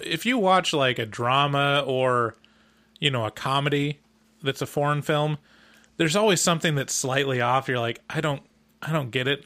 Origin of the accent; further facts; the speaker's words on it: United States; as an American